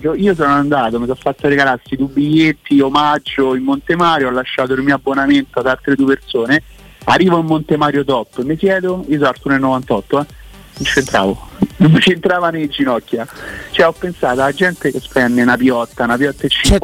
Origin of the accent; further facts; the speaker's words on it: Rome, Lazio, Italy; vengo da Torbella Monaca, nel senso vicino a Torbella Monaca